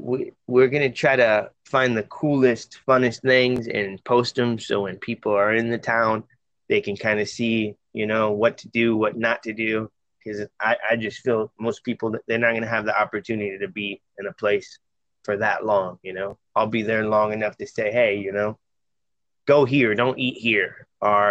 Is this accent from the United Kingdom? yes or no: no; Midwest, United States; Oh, yeah, born and raised.